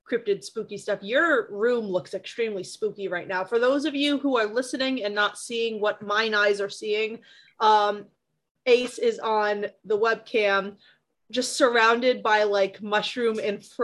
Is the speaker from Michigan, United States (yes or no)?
no; Vermont, United States; I'm from Vermont